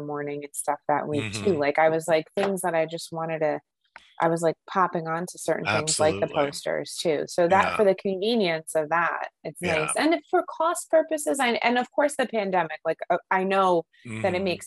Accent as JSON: {"language": "English", "region": "New Jersey", "country": "United States", "said": "I'm from Jersey"}